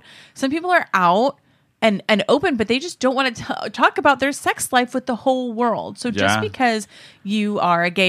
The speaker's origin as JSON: {"language": "English", "region": "California", "country": "United States", "said": "I'm from California"}